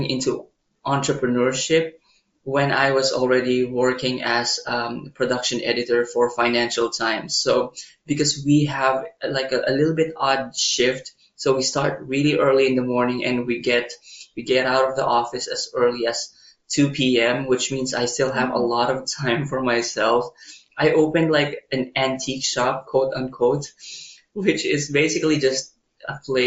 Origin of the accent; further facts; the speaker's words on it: Manila, Metro Manila, Philippines; moved away as an adult; also born or lived in Baguio City, Philippines; now in Taiwan; I was actually raised in Manila